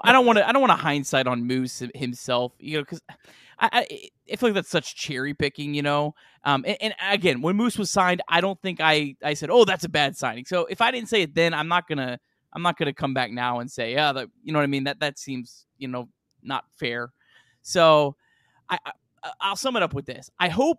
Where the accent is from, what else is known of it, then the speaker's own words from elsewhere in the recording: Cincinnati, Ohio, United States; I grew up in Cincinnati